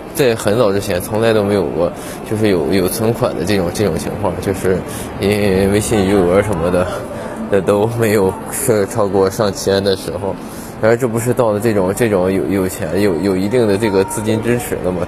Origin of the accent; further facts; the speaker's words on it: Tongliao, Inner Mongolia, China; moved away as an adult; 我是在二零二零年十月份正式的回归通辽，我们老家这边生活